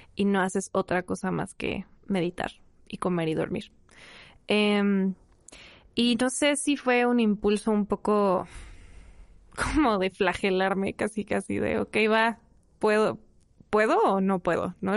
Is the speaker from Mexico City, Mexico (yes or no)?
yes; Mexico City, Mexico; soy de la Ciudad de México y me dedico al cine